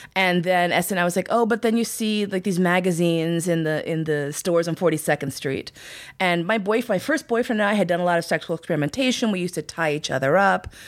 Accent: New York, United States; I grew up in New York

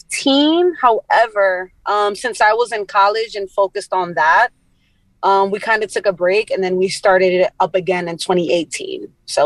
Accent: New York City, New York, United States; that's the neighborhood I grew up in.

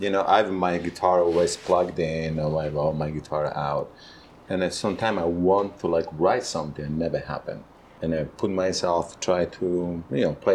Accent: Calabria, Italy; English is a second language; moved away as an adult; also born or lived in Florence, Italy; now in United States; I'm from Southern Italy, Calabria, nearby Sicily. But I moved in Florence, so I went to the university over there when I was 19

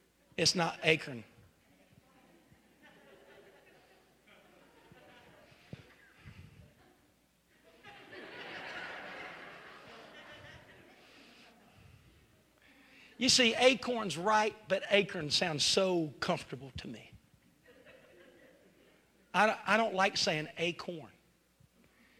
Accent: West Virginia, United States; accent: West Virginia; now in Zanesville, United States; I'm from West Virginia. Could you not hear that West Virginia in there?

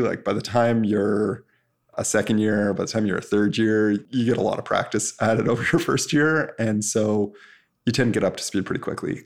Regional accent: Canada; I'm Canadian

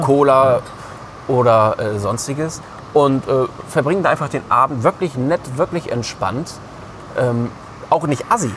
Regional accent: Germany; bei uns in Deutschland

